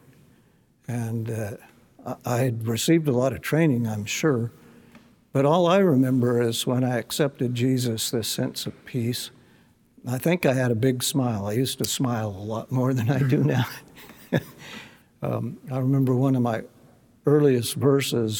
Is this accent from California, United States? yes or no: yes; California, United States; my hometown in California